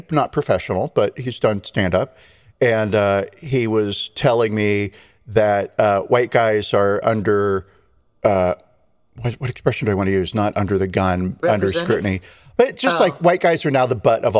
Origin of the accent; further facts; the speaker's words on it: California, United States; I'm a Californian